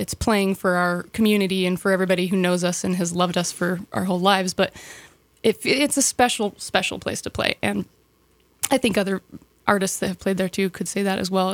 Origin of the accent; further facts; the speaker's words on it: Sandpoint, Idaho, United States; I was born and raised here. Born, uh, grew up in town